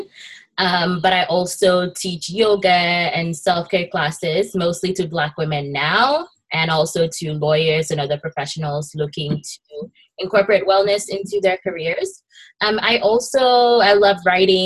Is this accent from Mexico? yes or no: no; Nigeria; now in United States; I happen to be immigrant and an immigration attorney, but I also am like Nigerian born